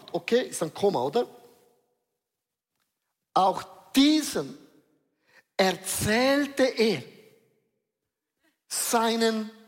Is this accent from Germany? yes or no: no; Switzerland; Ich bin ein Schweizer, auch ich habe Würde.